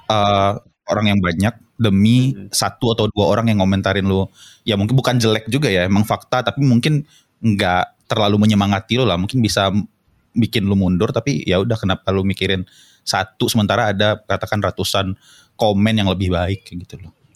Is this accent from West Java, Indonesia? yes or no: no; Padang, West Sumatra, Indonesia; accent: Padang; gue admit kalau ya udah gue orang Padang, uh, mau nggak mau gue mau ngomong bahasa Inggris, bahasa Indonesia, bahasa Arab apapun.